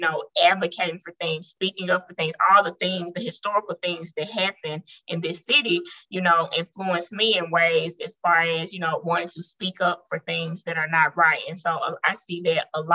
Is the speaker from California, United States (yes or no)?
no; Memphis, Tennessee, United States; I've been here my entire life. And so, you know, Memphis has its own culture